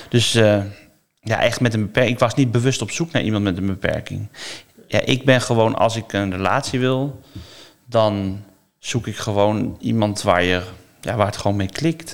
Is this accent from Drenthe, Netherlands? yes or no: no; Noordwijk, South Holland, Netherlands; Ik kom uit Noordwijk